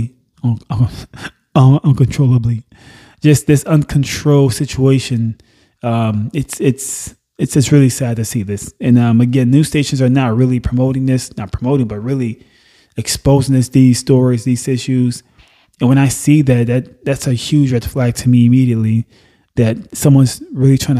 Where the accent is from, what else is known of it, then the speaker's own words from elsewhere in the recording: Nassau, Bahamas; also born or lived in Haiti (parents); now in United States; I wasn't born in the U.S. Mm-mm. I was born in Nassau, Bahamas.